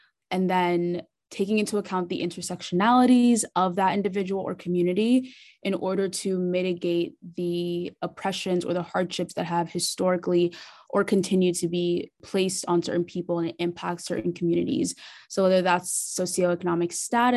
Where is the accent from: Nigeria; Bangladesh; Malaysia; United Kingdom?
Nigeria; now in Canada; I'm a first generation Nigerian immigrant. So I was born in Nigeria.